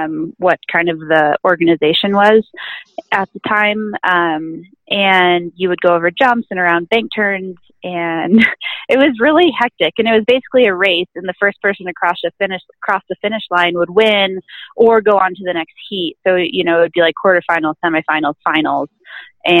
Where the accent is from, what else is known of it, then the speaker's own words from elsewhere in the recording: Aspen, Colorado, United States; I'm from Aspen, Colorado, and we have a really great ski and snowboard club here